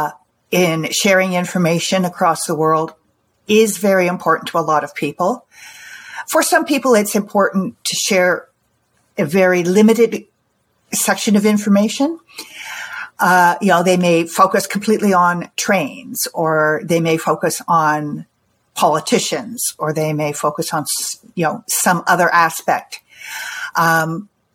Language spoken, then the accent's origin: English; Canada; I'm from Canada. I live near Toronto.